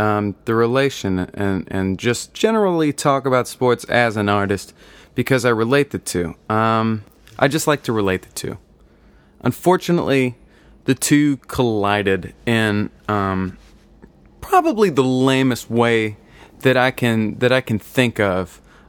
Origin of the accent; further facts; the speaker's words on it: Indiana, United States; now in New York, United States; I live in New York, but I'm from Indiana.